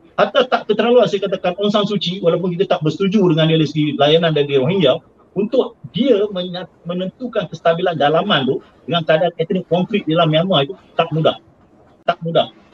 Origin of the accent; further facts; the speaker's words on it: Penang, Malaysia; saya orang Pulau Pinang